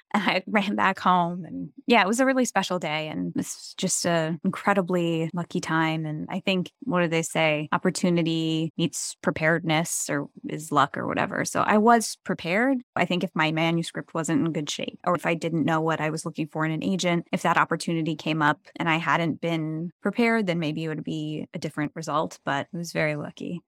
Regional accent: New Jersey, United States; moved away; also born or lived in New York City; it's very Jersey, and that's where my hometown is

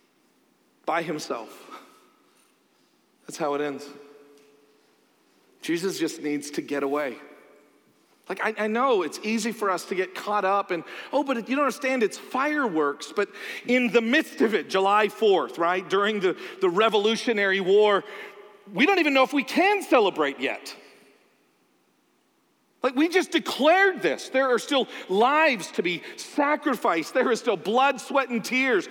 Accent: Canada; now in United States; I'm Canadian

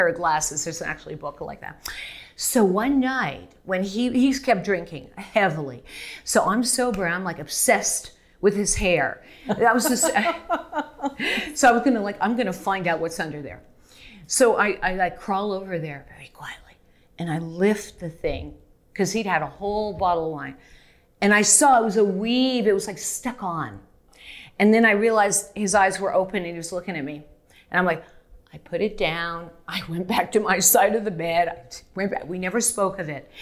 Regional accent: Canada; moved away; I'm Canadian

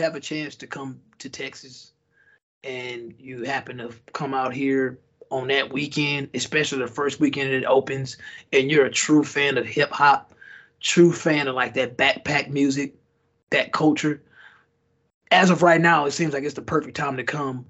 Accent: Nigeria; as being Nigerian

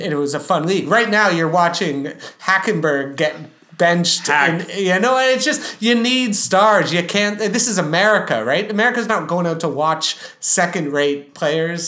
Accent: Canada; we're from Canada.

